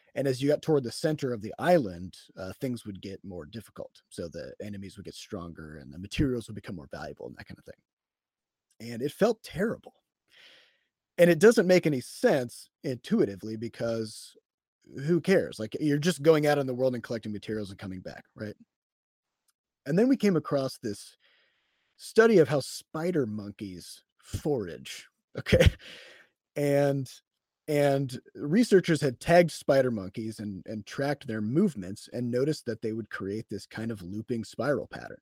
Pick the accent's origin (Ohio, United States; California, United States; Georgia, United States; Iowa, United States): Iowa, United States; I'm from Iowa